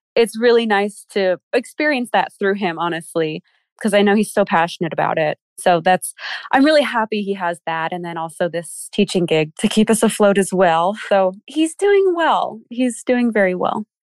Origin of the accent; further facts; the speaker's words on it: Philadelphia, Pennsylvania, United States; moved away as an adult; now in Maryland, United States; I'm from Philly